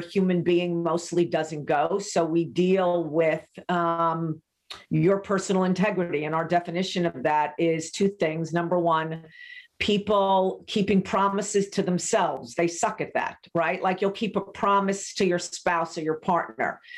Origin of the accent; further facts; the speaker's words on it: New York, United States; also born or lived in Laguna Beach, California; I'm a New Yorker through and through.